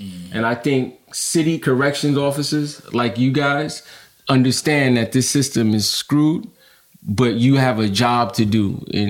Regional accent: New York City, New York, United States; as a kid growing up in Brownsville

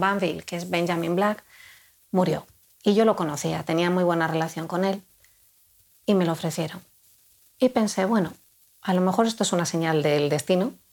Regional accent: Spain; first language Spanish; Yo crecí en la España mi infancia y mi adolescencia transcurrió

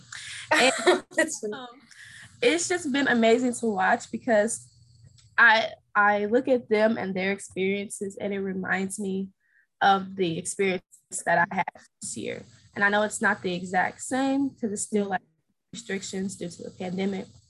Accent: St. Louis, Missouri, United States; I'm originally from St. Louis, Missouri.

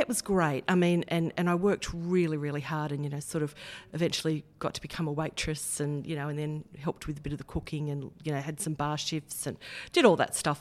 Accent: Heddon Greta, New South Wales, Australia; also born or lived in Kurri Kurri; Grew up in Head and Greeter.

